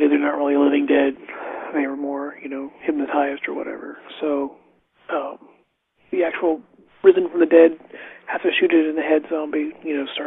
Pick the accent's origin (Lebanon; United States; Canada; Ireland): United States; also born or lived in West Virginia; when I was little, like growing up in Ohio and West Virginia